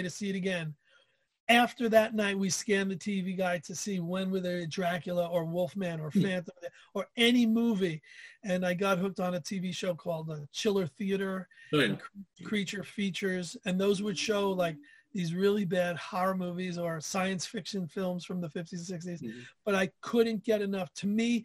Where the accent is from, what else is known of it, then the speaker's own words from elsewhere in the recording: New York, United States; I grew up in New York